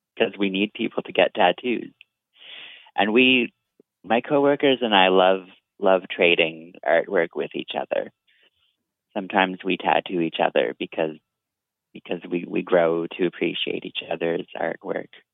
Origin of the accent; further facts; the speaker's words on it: Vancouver, British Columbia, Canada; I'm an artist from Vancouver, BC